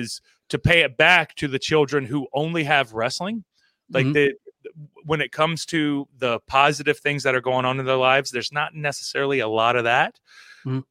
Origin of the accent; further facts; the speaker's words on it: Florida, United States; also born or lived in Maryland; I was born in Maryland, and then I moved to Florida. And moving to Florida when I was like three years old